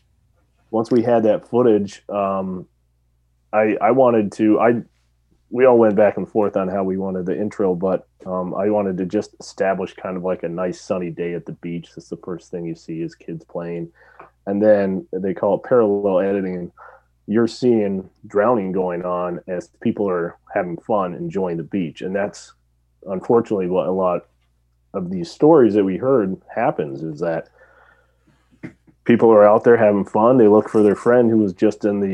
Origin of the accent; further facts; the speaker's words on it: West Coast, United States; moved away; I grew up on the West Coast.